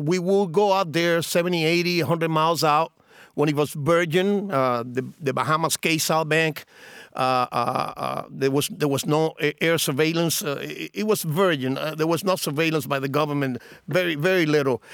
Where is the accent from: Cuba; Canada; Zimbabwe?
Cuba; Cienfuegos; now in Miami, United States; in my hometown of Cienfuegos